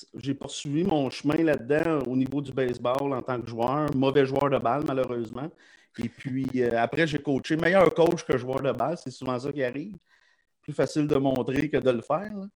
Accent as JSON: {"language": "French", "town": "Lachute", "region": "Quebec", "country": "Canada", "tie": "born or raised there", "said": "je suis né à la chute dans un quartier qui s'appelle le Petit Canada"}